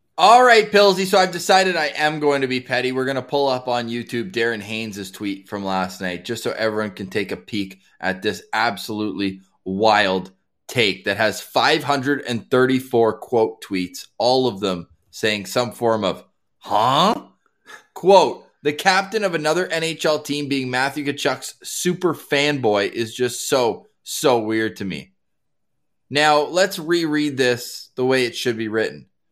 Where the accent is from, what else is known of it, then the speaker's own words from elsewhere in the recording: Ottawa, Ontario, Canada; now in Winnipeg, Canada; born and raised in Ottawa